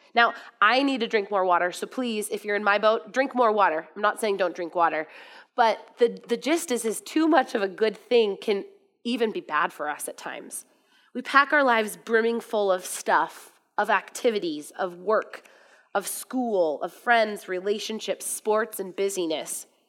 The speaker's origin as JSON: {"language": "English", "country": "United States", "said": "I'm from America"}